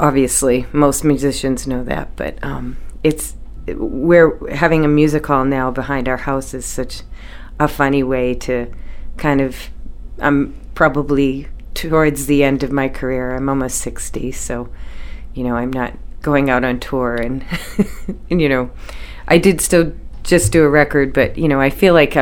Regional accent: Peabody, Massachusetts, United States; moved away as an adult; also born or lived in Center Lovell, Maine; now in Maine, United States; we're from Peabody, and my grandparents came off the boat, but, you know, it was a very normal kind of Peabody lifestyle. But I came to Maine when I was 19

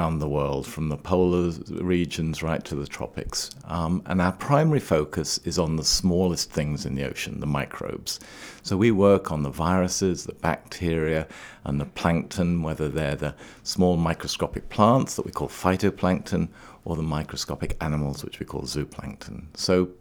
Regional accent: Trinidad & Tobago; also born or lived in Scotland, United Kingdom; now in Maine, United States; I was born and grew up in the West Indies on the island of Trinidad

